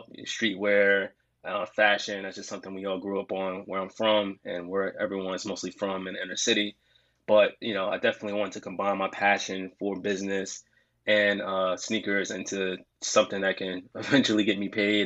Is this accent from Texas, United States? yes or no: no; Jersey City, New Jersey, United States; I'm from Jersey City, New Jersey